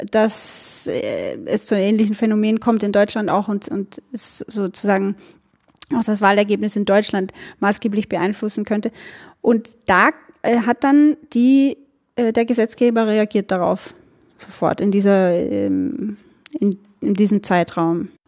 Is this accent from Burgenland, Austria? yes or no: yes; Burgenland, Austria; Also ich bin aus dem Burgenland und das könnte sein, dass wir im Laufe des Gesprächs immer wieder mal so in äh, den österreichischen Dialekt abdriften.